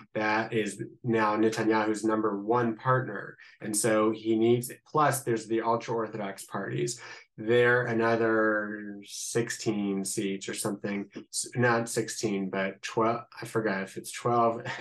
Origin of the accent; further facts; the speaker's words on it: Columbus, Ohio, United States; accent: Midwestern; moved away as an adult; now in Israel; I'm originally from Columbus, Ohio. This is not an Israeli accent. This is a I guess, a little Midwestern accent